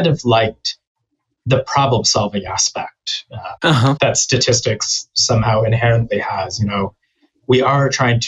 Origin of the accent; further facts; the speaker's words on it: Texas, United States; I grew up in Texas